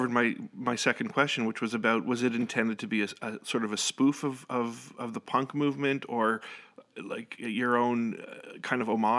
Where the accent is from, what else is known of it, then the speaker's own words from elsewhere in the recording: Northern Ontario, Canada; moved away as an adult; now in Virginia, United States; I now live in Virginia, but I am from Canada.